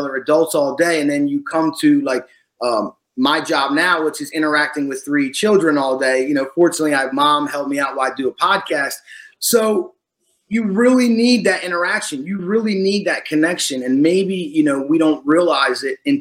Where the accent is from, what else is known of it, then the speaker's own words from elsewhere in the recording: Washington Township, New Jersey, United States; now in Florida, United States; I was born in Washington Township in South New Jersey